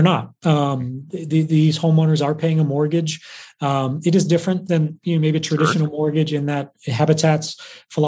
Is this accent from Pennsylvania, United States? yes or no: no; Massachusetts, United States; moved away as an adult; also born or lived in New York; now in Ohio, United States; I grew up in Massachusetts